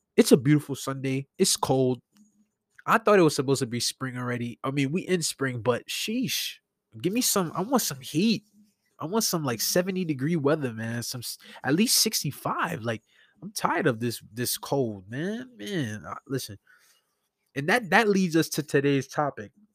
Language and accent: English; New York City, New York, United States; I grew up in New York all my life. I was born in, in Brookdale Hospital. I'm a Brooklyn native.